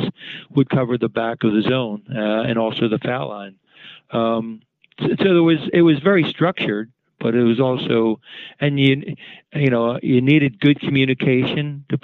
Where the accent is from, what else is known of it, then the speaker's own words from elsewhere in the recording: Philadelphia, Pennsylvania, United States; I grew up in West Philly.